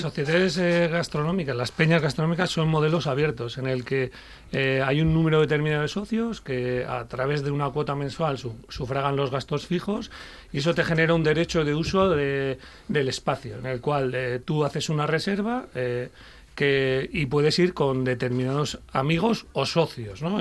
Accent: Basque Country, Spain; now in Gijón, Spain; yo, como vasco

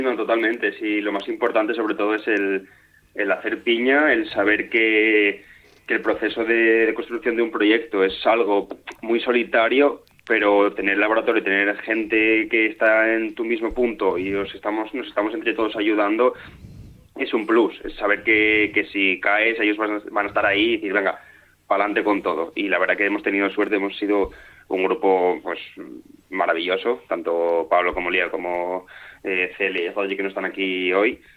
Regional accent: Turón, Asturias, Spain; moved away; mi pueblo, que llegó a ser eh, uno de los núcleos mineros más importantes de, España

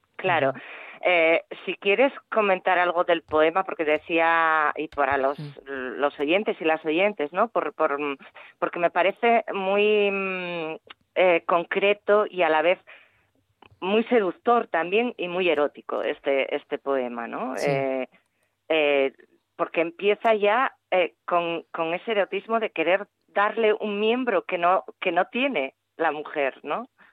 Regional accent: Galicia, Spain; mi tierra

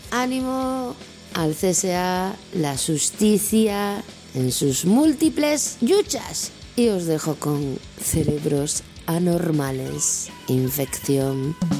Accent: Luarca, Asturias, Spain; Juanjo y una servidora somos del occidente, somos de Chuarca

